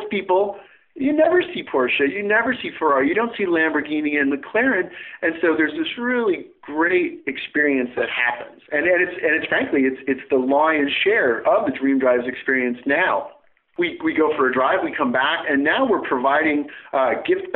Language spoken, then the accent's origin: English; a small town outside of Chicago, Illinois, United States; now in Pacific Northwest, United States; I grew up in the Midwest and in a small town outside of Chicago